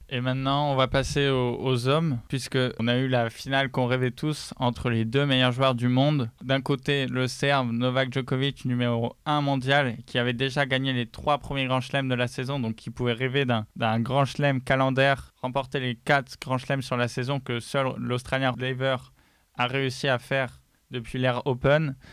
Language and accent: French; France; on est français